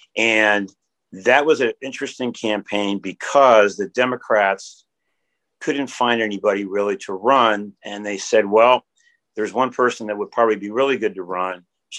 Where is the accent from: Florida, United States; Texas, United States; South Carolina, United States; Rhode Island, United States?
Florida, United States; Miami; moved away as an adult; also born or lived in Rochester, New York; now in Alaska, United States; I first came to Alaska in 1980. I'm originally from Miami.